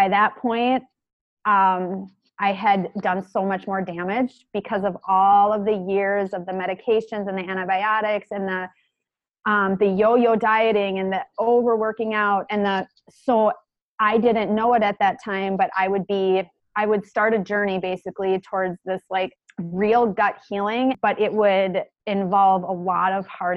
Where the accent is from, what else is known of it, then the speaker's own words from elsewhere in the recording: about an hour from Minneapolis, Minnesota, United States; my hometown, which is where we live now, up to Minneapolis, which is about an hour from my hometown